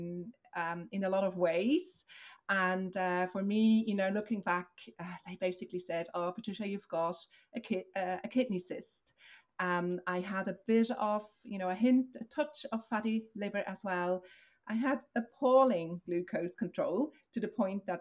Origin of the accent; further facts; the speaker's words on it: Switzerland; moved away as an adult; now in Dublin, Ireland; I'm originally from Switzerland. I moved across, 16 years ago